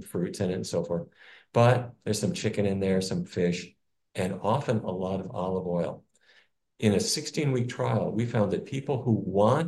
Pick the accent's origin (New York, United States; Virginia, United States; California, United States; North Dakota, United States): North Dakota, United States; where I grew up in North Dakota